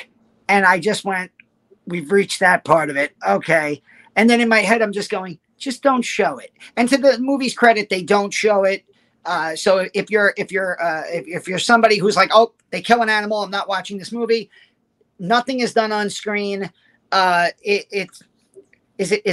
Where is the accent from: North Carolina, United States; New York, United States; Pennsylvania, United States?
New York, United States; accent: New York; New York accent English